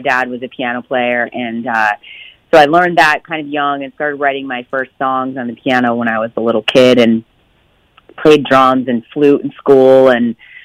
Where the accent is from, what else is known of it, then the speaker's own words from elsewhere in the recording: Pattersonville, New York, United States; I grew up in upstate New York in a really small town called Pattersonville.